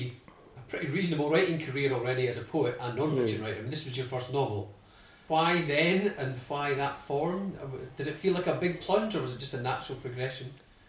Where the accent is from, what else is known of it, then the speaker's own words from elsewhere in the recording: Arbroath, Scotland, United Kingdom; I grew up in Arbroath, which is a similar small fishing town on the east coast of Scotland